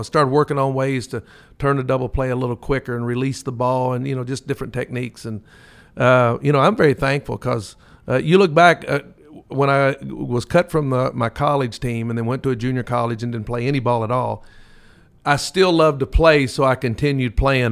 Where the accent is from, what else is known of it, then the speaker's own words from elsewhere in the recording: Lexington, Kentucky, United States; growing up in Lexington